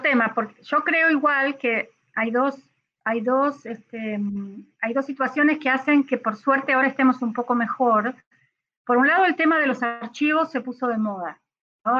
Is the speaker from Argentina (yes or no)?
yes; Argentina